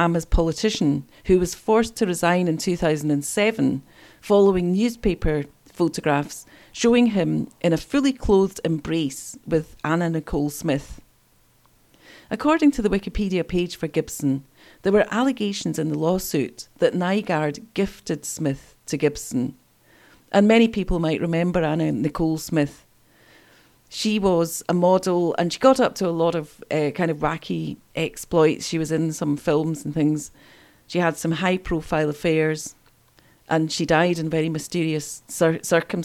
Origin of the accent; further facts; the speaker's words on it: East Kilbride, Scotland, United Kingdom; I grew up in East Kilbride